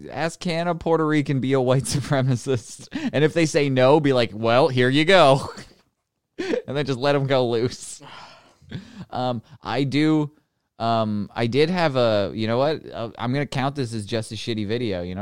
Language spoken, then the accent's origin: English; Canada; I'm not. I'm not gay. I'm just Canadian.